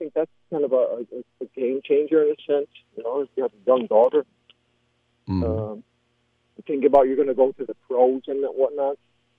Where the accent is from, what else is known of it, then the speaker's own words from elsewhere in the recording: East Lansing, Michigan, United States; I'm from East Lansing, you know, Lansing